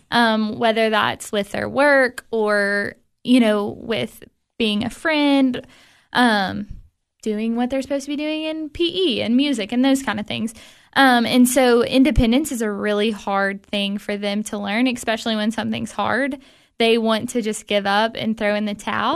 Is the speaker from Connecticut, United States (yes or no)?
no; Cookeville, Tennessee, United States; I'm from Cookville originally. I grew up here